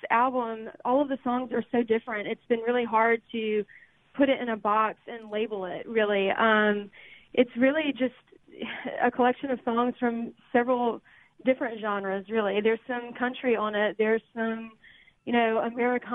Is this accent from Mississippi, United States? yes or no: yes; Greenwood, Mississippi, United States; I'm from Greenwood, Mississippi. I grew up in a musical family